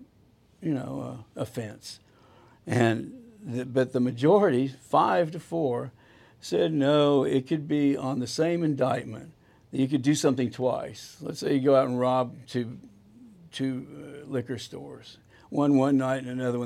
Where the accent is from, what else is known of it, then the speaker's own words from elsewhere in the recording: Dallas, Texas, United States; also born or lived in Houston; Born and raised in Dallas, Texas, the oldest of three children